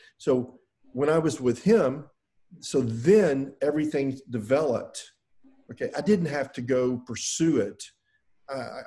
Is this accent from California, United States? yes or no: no; Houston, Texas, United States; I'm from Houston